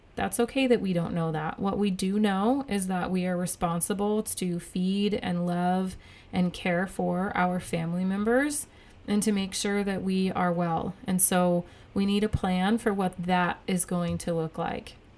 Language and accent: English; United States; the freedoms that I have as an American